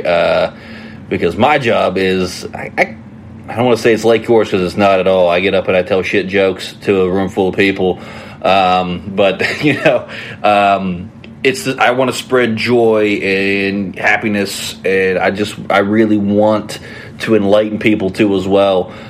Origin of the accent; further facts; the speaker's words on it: West Virginia, United States; now in Ohio, United States; I'm originally from West Virginia